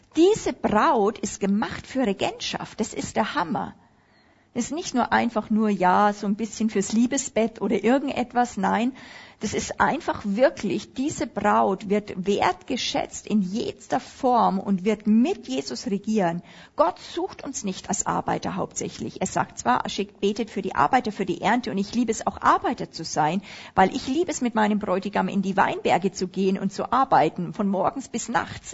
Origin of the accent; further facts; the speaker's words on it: Upper Palatinate, Bavaria, Germany; Ich bin ja Oberpfälzer in Bayern